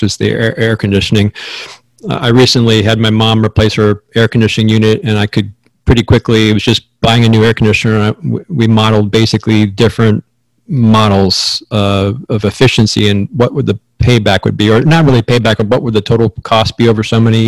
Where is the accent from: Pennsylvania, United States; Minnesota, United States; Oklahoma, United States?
Pennsylvania, United States; now in Arizona, United States; where I grew up in Pennsylvania, none of those homes had air conditioning back in the day.